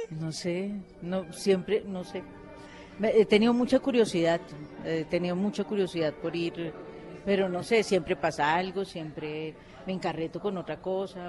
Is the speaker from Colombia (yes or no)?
yes; Colombia; nosotros como colombianos